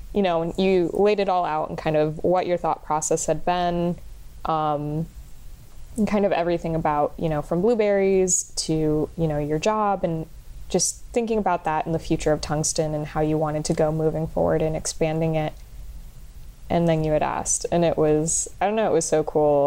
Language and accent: English; Kissimmee, Florida, United States; I am a filmmaker from Kissimmee, Florida